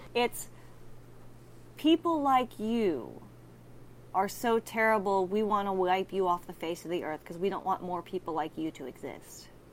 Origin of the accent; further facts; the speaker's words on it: Texas, United States; in Texas, I'm from Texas